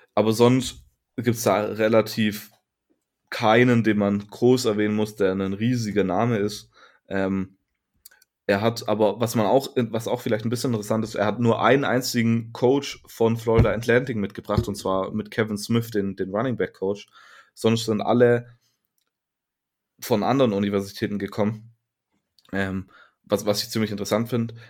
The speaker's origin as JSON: {"language": "German", "country": "Germany", "said": "als Deutscher"}